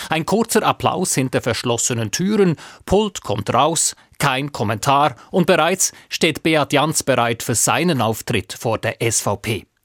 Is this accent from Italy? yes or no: no; Basel, Basel-Stadt, Switzerland; Ich bin da auch nicht sehr objektiv als Baslerin, aber ich glaube, es ist so, dass die Offenheit für beide da sind